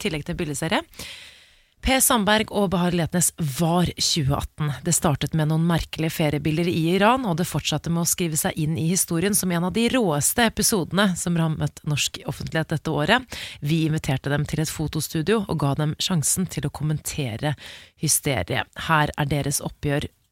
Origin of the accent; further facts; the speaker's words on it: Oslo, Norway; Der hvor jeg vokste opp i Oscars gate